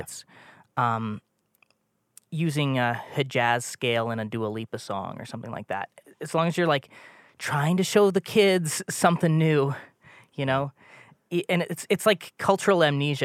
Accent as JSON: {"language": "English", "town": "Toronto", "region": "Ontario", "country": "Canada", "moved": "yes", "said": "I'm from Toronto, uh, or was for a long time."}